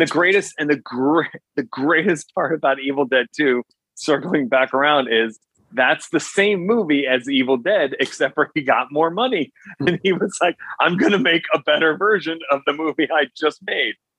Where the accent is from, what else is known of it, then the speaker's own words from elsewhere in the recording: New Jersey, United States; also born or lived in Teaneck, New Jersey; my house in New Jersey